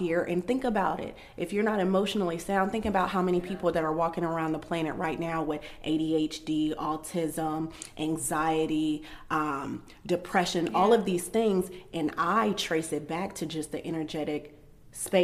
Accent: Columbus, Ohio, United States; I'm from Columbus, Ohio, where people are validated by how many children they have

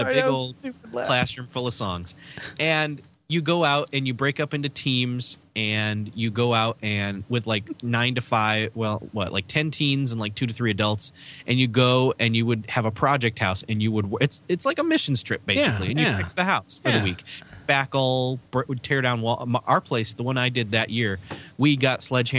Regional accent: Rochester, New York, United States; I grew up in Rochester, New York

